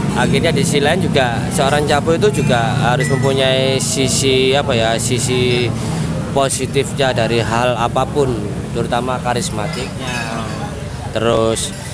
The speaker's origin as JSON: {"language": "Indonesian", "town": "Surabaya", "region": "East Java", "country": "Indonesia", "tie": "born or raised there", "said": "jadi saya sendiri asli arek Surabaya"}